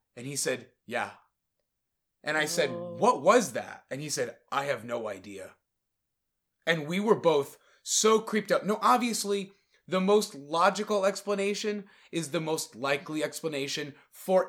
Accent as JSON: {"language": "English", "region": "Connecticut", "country": "United States", "said": "I'm from Connecticut."}